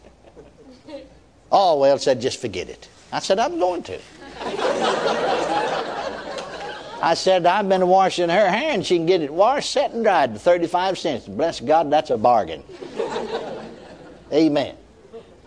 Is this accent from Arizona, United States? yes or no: no; McKinney, Texas, United States; my hometown, McKinney, Texas